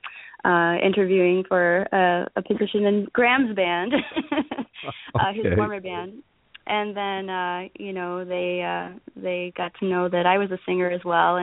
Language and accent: English; Chicago, Illinois, United States; now in California, United States; growing up in Chicago